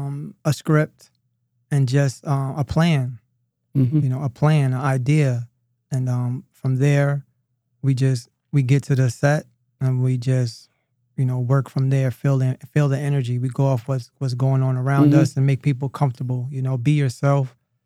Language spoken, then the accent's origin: English; Louisiana, United States; I'm originally from Louisiana, Alexandria, Baton Rouge, and stuff like that. So I know what poverty is.